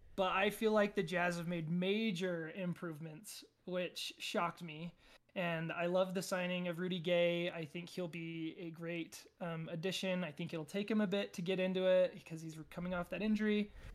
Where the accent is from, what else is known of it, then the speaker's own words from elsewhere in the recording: Payson, Utah, United States; from Payson, Utah